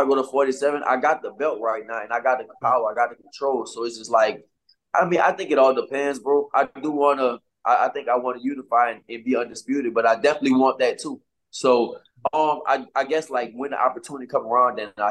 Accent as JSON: {"language": "English", "town": "New Orleans", "region": "Louisiana", "country": "United States", "tie": "born or raised there", "said": "this is my hometown"}